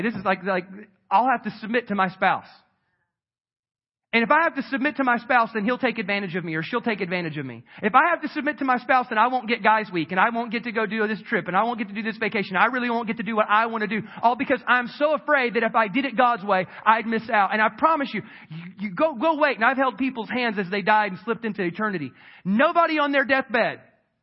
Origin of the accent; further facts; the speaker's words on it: South Carolina, United States; moved away; I grew up in South Carolina and my mom still lives in the house I was raised